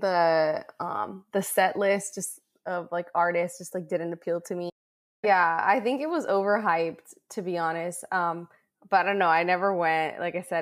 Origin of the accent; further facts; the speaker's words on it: San Diego, California, United States; I come from San Diego where you have some of the most gorgeous beaches